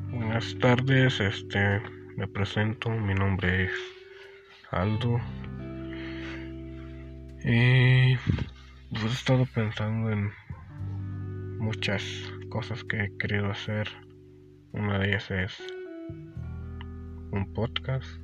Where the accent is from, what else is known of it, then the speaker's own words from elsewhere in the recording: State of Mexico, Mexico; soy de el Estado de México, de México, y tengo 16 años